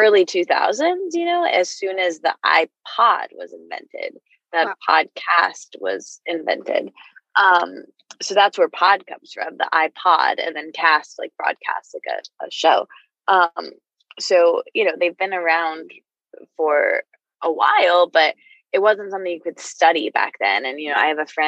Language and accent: English; Midwest, United States; I grew up in the Midwest with this family that like never really talks about anything